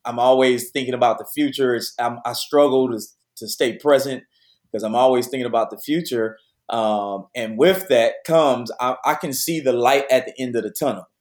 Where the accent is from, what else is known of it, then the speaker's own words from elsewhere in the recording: Detroit, Michigan, United States; moved away as an adult; now in Houston, United States; I was born and raised in Detroit, so I'm a PK.